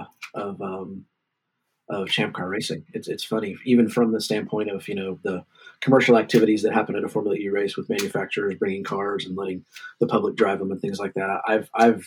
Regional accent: United States; I struggle as an American

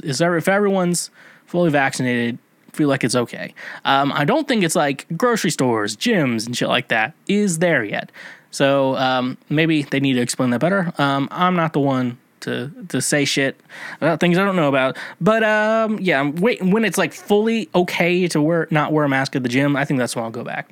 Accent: United States; Now, I'm an American. I went to, uh, American school

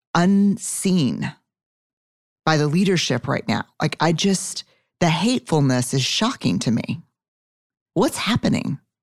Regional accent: Texas, United States; I'm a Texan. Fifth generation

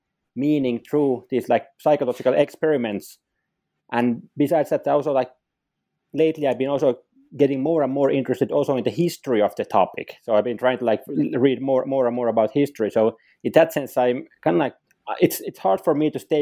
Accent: Finland; also born or lived in Sweden / Rochester, New York, United States / Helsinki, Finland; I'm from Finland. So I've been living like basically most of my life within Finland

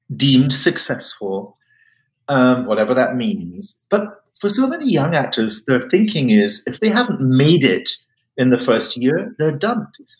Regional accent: Highlands of Scotland, United Kingdom; I come from the Highlands of Scotland, it can be very cold

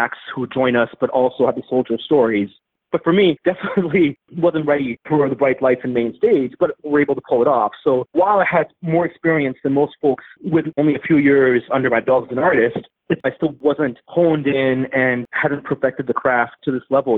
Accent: Newmarket, Ontario, Canada; I was growing up in Newmarket, Ontario, which Newmarket in the late 80s, early 90s was very racist and very white.

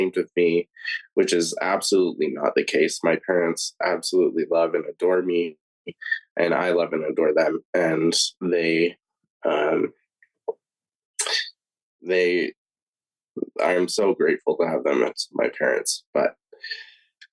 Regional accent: Tucson, Arizona, United States; moved away as an adult; also born or lived in Wichita, Kansas; now in Logan, United States; I was born and raised in Tucson, Arizona

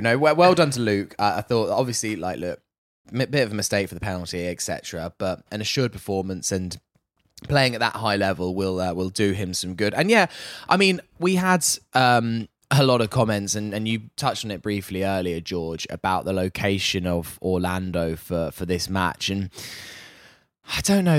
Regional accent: United Kingdom; coming here as a as as a Brit

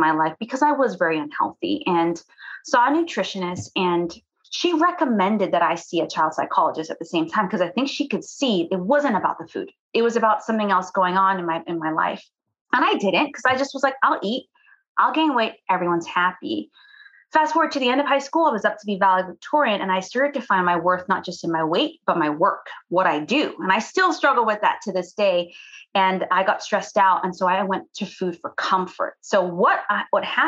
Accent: Cayman Islands; I'm from the Cayman Islands.

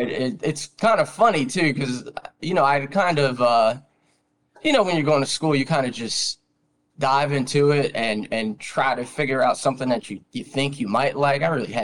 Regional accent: Trenton, New Jersey, United States; You know, we're all from Jersey.

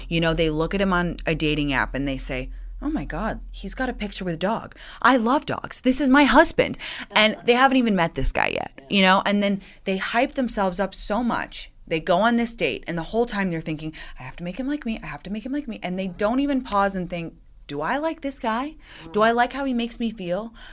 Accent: England, United Kingdom; moved away as an adult; I well, I grew up in England, and Brits have an incredible sense of dry, oh. sarcastic

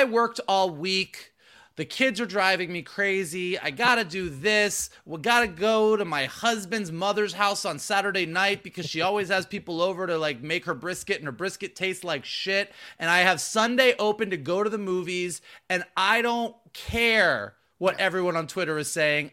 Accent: Gainesville, Florida, United States; I grew up in Gainesville, Florida, not Hollywood

